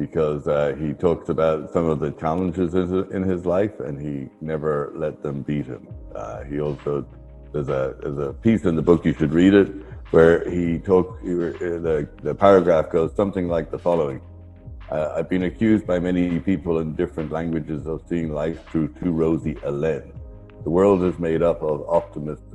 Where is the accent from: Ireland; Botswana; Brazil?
Ireland; I am Irish.